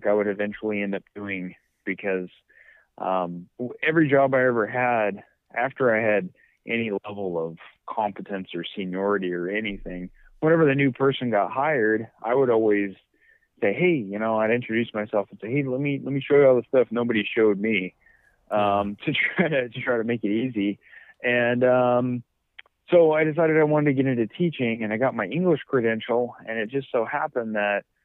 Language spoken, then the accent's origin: English; Orcutt, California, United States; I'm a local. I grew up in Orchid, and I went to Rigetti.